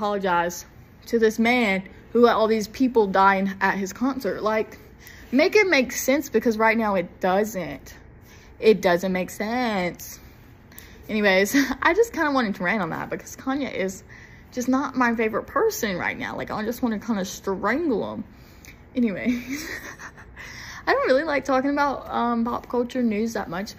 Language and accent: English; the South, United States; I'm from the South and I cannot pronounce it right